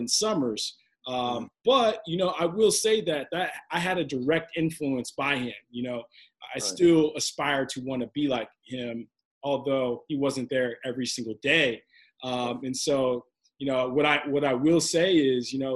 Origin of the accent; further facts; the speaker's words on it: Kansas City, United States; moved away as an adult; now in New York, United States; I'm from Kansas City, now living in New York